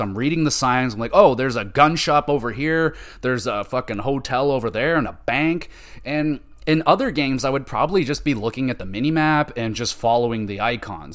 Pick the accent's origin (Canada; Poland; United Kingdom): Canada; I am Canadian